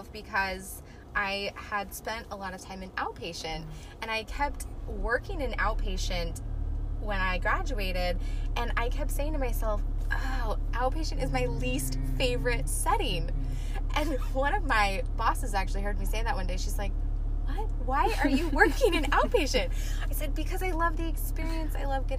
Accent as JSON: {"language": "English", "town": "Gilbert", "region": "Arizona", "country": "United States", "also_born_or_lived": "Omaha, Nebraska", "moved": "as an adult", "lives_now": "Tucson, United States", "said": "From Arizona, Gilbert."}